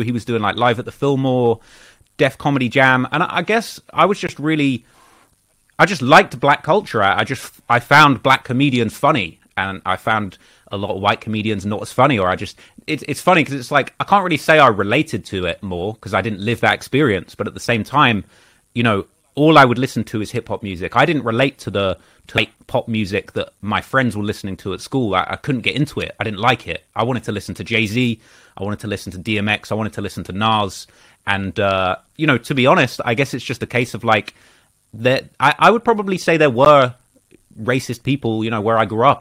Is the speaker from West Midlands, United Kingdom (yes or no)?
no; Bognor Regis, South East England, United Kingdom; also born or lived in Croydon, London; I lived there till I was about five or six. And then, uh, my family relocated to a very small town, uh, on the south coast of England. You, you probably never heard of this town, but it's a town called Bognor Regis.